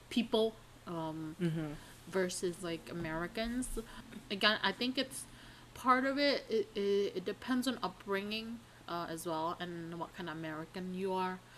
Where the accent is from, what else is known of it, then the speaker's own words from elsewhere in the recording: Indonesia; now in United States; we're Asian, we're Indonesian